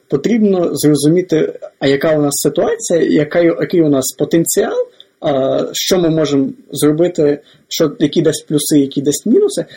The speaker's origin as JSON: {"language": "Ukrainian", "region": "Lviv Oblast", "country": "Ukraine", "said": "я сам з Львівської області"}